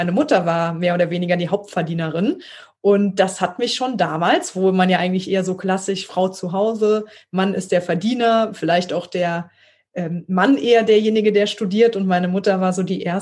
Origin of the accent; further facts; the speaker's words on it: Trier, Rhineland-Palatinate, Germany; also born or lived in Konz; ich bin aufgewachsen in Trier und Konz, ein kleines Städtchen vor Trier